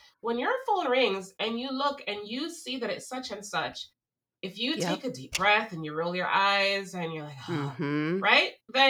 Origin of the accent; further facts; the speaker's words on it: Jamaica; There's this one thing that I grew up in Jamaica, as you know, and my mom and her friends used to always say the statement, liberty comes through carelessness.